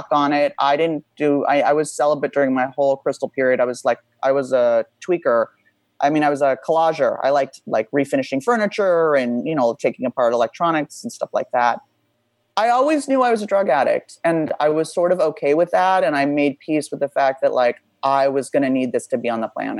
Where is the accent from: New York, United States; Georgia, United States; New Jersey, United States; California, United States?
California, United States; Beverly Hills; I grew up pretty wealthy in Beverly Hills